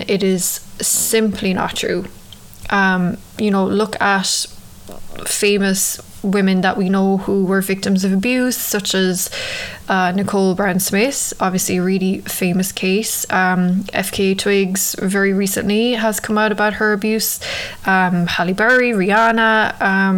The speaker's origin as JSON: {"language": "English", "country": "Ireland", "tie": "born or raised there", "moved": "yes", "lives_now": "New York, United States", "said": "growing up in Ireland"}